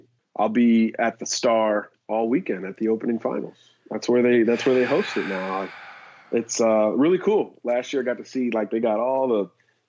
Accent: Miami, Florida, United States; Well, I'm from Miami

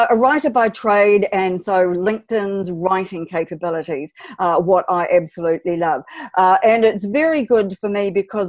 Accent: New Zealand; I'm from New Zealand

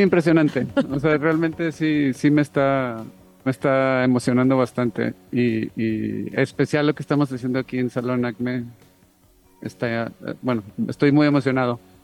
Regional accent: Monterrey, Nuevo León, Mexico; yo soy de Monterrey

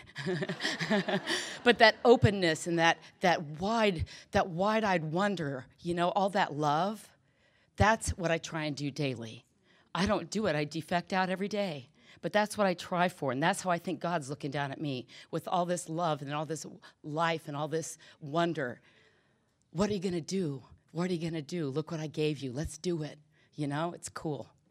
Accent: Southern California, United States; I grew up in Southern California

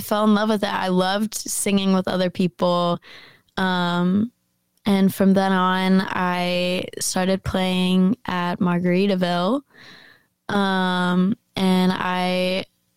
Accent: Jackson, Tennessee, United States; also born or lived in San Francisco, California; now in Nashville, United States; Jackson is a very small town. But I lived there. I basically grew up there

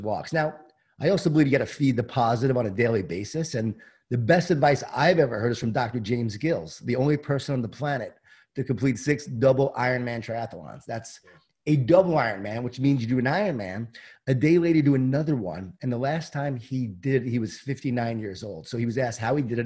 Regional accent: Long Island, New York, United States; I grew up in Long Island, New York, in a Jewish Italian family.

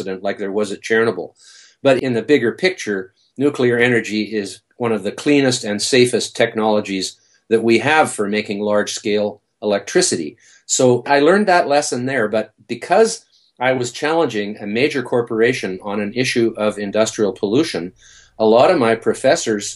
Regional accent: northwest tip of Vancouver Island, British Columbia, Canada; now in Vancouver, Canada; I'm from Vancouver

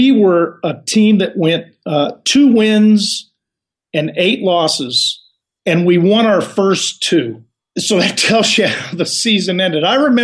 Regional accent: Los Angeles, California, United States; I'm a kid from Los Angeles, John, who had this dream.

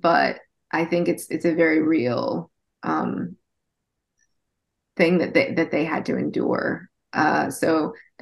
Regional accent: Orange County, California, United States; I grew up in Orange County

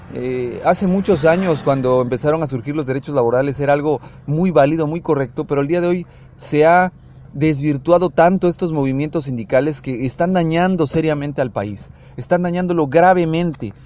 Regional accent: Mexico; nosotros como mexicanos

